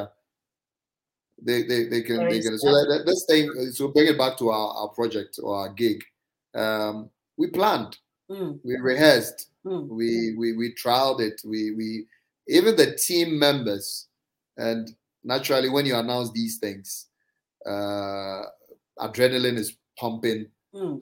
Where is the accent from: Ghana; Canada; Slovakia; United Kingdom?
Ghana; Mamfe, Eastern Region; I grew up in Manfe, in the Eastern region